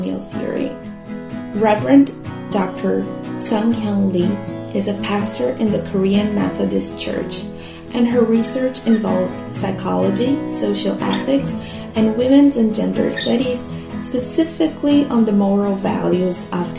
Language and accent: English; Brazil; now in London, United Kingdom; I'm from Brazil